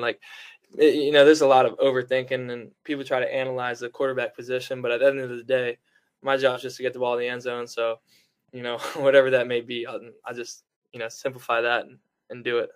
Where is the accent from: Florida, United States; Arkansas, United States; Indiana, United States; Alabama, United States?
Alabama, United States; Fairhope; my hometown in Fairhope, Alabama